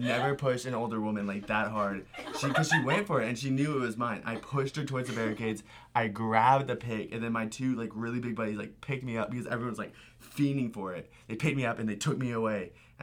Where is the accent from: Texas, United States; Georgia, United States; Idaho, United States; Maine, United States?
Texas, United States; La Porte; at my hometown has a Sylvan Beach festival, like a very like small festival for like our like little small city